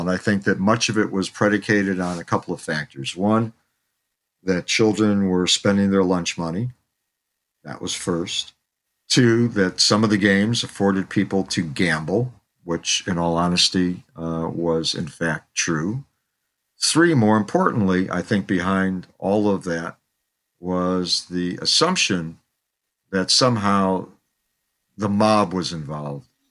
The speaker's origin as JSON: {"language": "English", "town": "Chicago", "region": "Illinois", "country": "United States", "tie": "born or raised there", "also_born_or_lived": "New York City", "moved": "as an adult", "said": "I grew up in Chicago. I grew up on the South Side."}